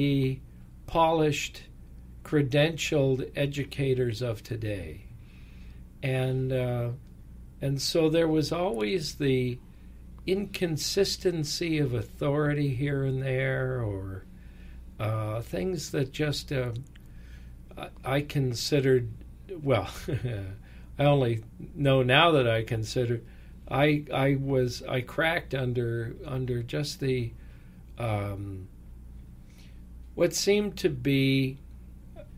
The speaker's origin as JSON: {"language": "English", "region": "California", "country": "United States", "tie": "born or raised there", "said": "spent much of my boyhood after his retirement here in California, where we came to California"}